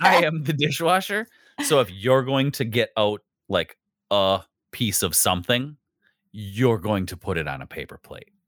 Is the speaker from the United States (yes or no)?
yes; Wisconsin, United States; I'm from the Midwest